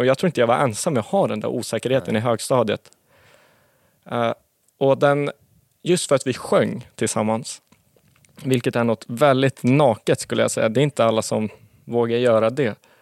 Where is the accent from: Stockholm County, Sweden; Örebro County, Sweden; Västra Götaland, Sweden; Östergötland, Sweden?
Stockholm County, Sweden; Sundbyberg; jag är uppvuxen i Sundbyberg